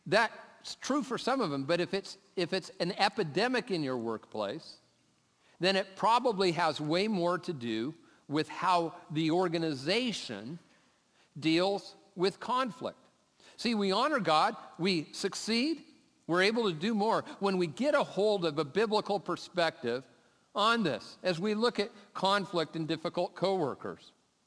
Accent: Lakewood, United States; So I'm from Lakewood, I have an excuse.

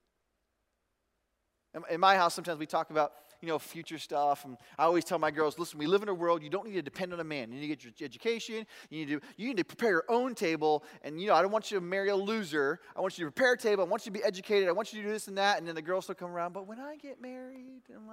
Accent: Michigan, United States; I'm from Michigan

